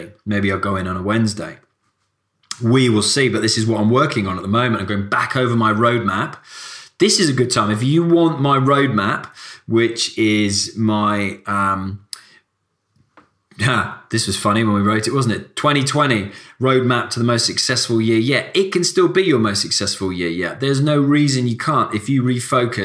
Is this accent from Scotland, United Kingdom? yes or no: no; Cardiff, Wales, United Kingdom; moved away; I'm from Cardiff originally